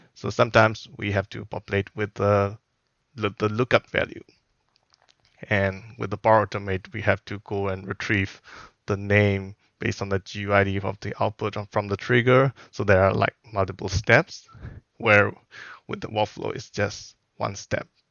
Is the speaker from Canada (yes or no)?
no; Myanmar; moved away as an adult; also born or lived in Singapore; now in Wellington, New Zealand; I am originally from Myanmar, so that is one of the Southeast Asian country.